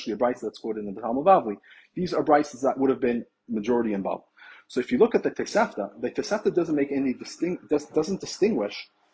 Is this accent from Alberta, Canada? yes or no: no; Toronto, Ontario, Canada; I'm from Toronto